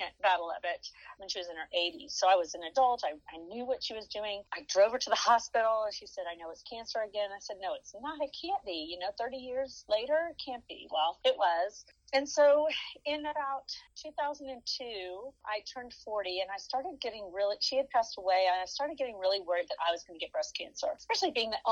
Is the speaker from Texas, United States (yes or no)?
yes; Dallas, Texas, United States; I born and raised in Dallas.